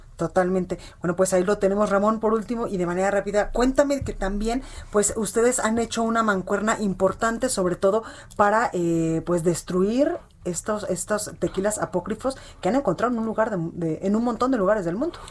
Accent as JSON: {"language": "Spanish", "town": "Guadalajara", "region": "Jalisco", "country": "Mexico", "moved": "yes", "lives_now": "Mexico City, Mexico", "said": "mi tierra, desde Guadalajara, Jalisco"}